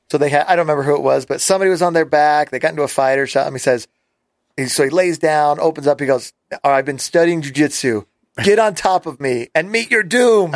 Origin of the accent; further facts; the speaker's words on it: Las Vegas, Nevada, United States; We grew up in Las Vegas, and I was really small